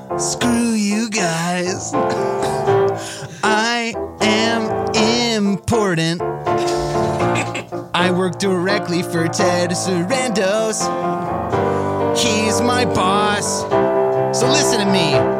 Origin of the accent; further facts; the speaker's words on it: La Crescenta, California, United States; I'm worth so much more because … I'm from La Crescenta and I love you guys.